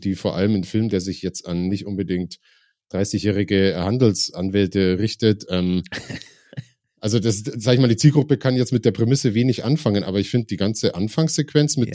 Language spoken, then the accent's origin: German; Ingolstadt, Bavaria, Germany; moved away as an adult; now in Munich, Germany; Ich bin in Ingolstadt geboren und habe da die meiste Zeit, ja nicht mal die meiste Zeit, das muss ich gerade mal rechnen, ungefähr die Hälfte meines Lebens auch wohnhaft verbracht